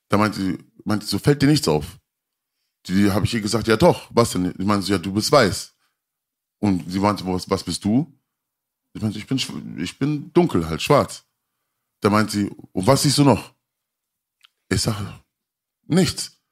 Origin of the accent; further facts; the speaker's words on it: Berlin, Germany; Nein, also ich, ich, ich bin gebürtiger Kreuzberger